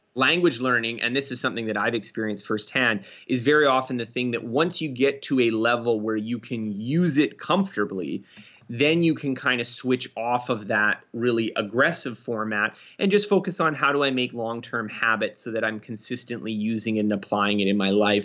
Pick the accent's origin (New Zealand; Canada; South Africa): Canada; I'm Canadian, so we do a little bit of learning French in school